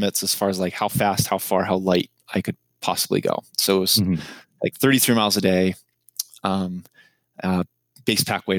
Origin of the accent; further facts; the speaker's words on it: East Coast, United States; I grew up on the East Coast.